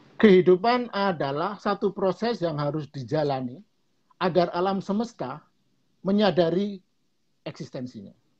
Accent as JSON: {"language": "Indonesian", "region": "Java", "country": "Indonesia", "said": "dalam bahasa Jawa lebih jelas tuh karena saya orang Jawa"}